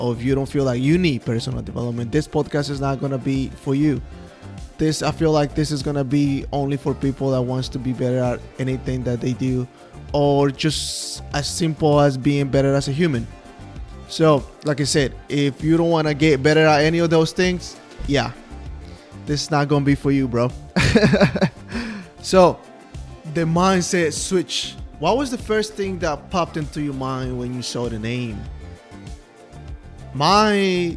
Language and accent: English; Guatemala City, Guatemala Department, Guatemala; English is a second language; moved away as an adult; also born or lived in Manassas, Virginia, United States; now in United States; I'm from Guatemala City. That is what the accent is from